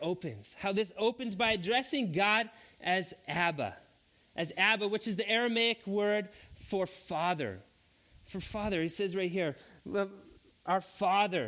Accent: Three Hills, Alberta, Canada; I went to a public school where I grew up in Three Hills, Alberta, in elementary school

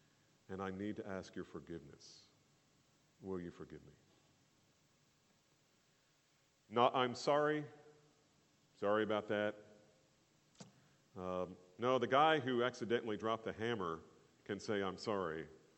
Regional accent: New Jersey, United States; I grew up in New Jersey. And I'm Irish

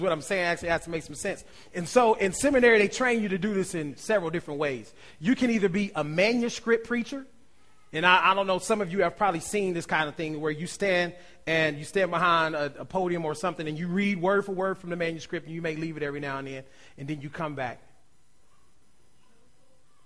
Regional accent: Ohio, United States; I'm from Ohio

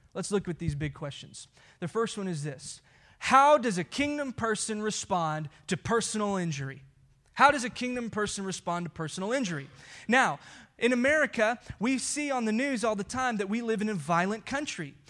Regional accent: United States; we as American Christians

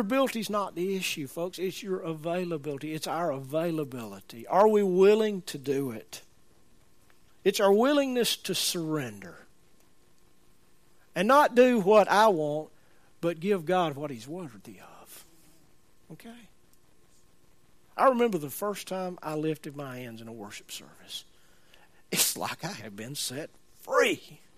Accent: Birmingham, Alabama, United States; I'm from Birmingham.

